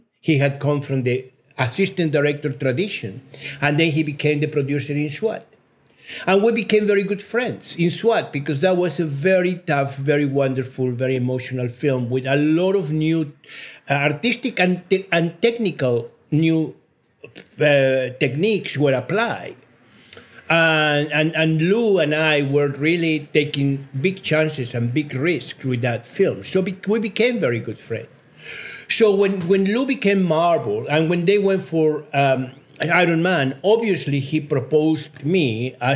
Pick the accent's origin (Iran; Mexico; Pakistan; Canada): Mexico; English is a second language; also born or lived in United Kingdom; now in United States; I'm a Mexican national. I was born in Mexico